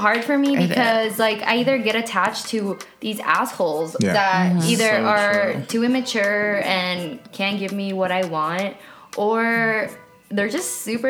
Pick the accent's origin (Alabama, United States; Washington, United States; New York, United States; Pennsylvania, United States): Washington, United States; a small town in; also born or lived in Los Angeles area; now in Los Angeles, United States; And I'm from a small town in Washington